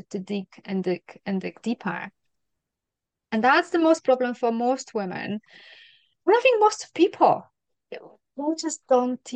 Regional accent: Poland; now in Scotland, United Kingdom; Poland is a very Catholic country

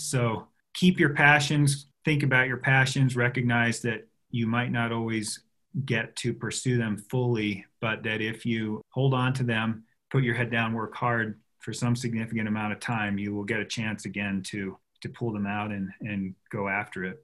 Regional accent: Jackson, Wyoming, United States; I grew up on Heck of a Hill on a one and quarter acre lot

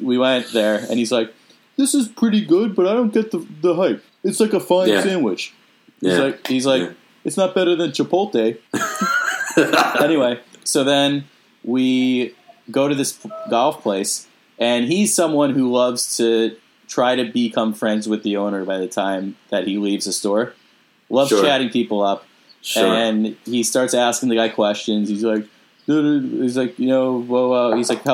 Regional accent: Smithtown, New York, United States; my hometown

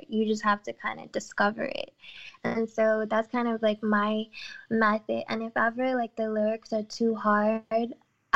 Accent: Bermuda; growing up in Bermuda, I promise you, not one time did we ever talk about the Bermuda Triangle in class

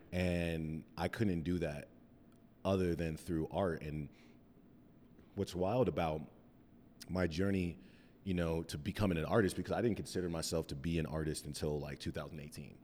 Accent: Cheyenne, Wyoming, United States; moved away as an adult; also born or lived in Mesa, Arizona; now in Denver, United States; we lived there until I was about nine years old, then we moved back to Cheyenne.

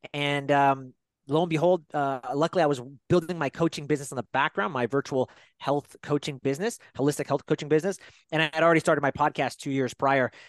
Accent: Fairfield, California, United States; I grew up in Fairfield, California, uh, about an hour away from San Francisco

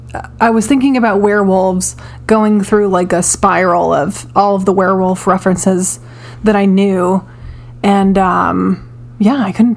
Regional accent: Charlotte, North Carolina, United States; also born or lived in Delaware; The first restaurant that I ate in Charlotte when I moved from Delaware was a place called Wolfman's Pizza.

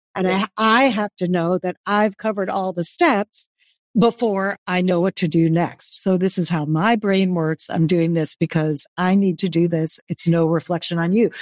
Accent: New York, United States; I was born in New York, which is a fast-paced city.

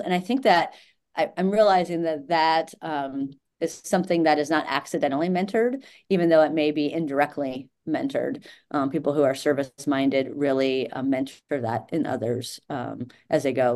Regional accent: Indianapolis, Indiana, United States; moved away as an adult; also born or lived in Georgia; I grew up in Indianapolis and was tired of playing soccer in the snow

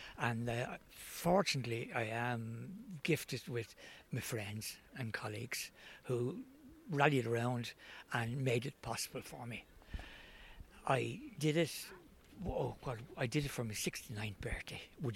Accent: Dublin, Leinster, Ireland; I'm from Dublin

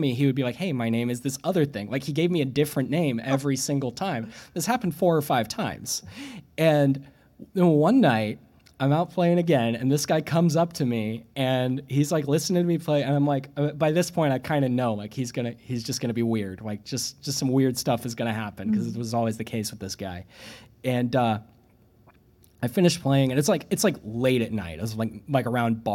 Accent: Springfield, Missouri, United States; also born or lived in Bloomington, Illinois; now in Providence, United States; I grew up in Springfield, Missouri

